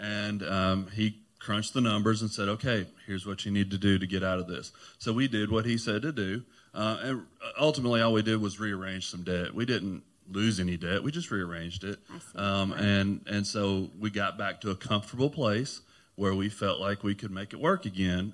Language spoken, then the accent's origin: English; Clarksville, United States; I'm from Clarksville, been here all my life.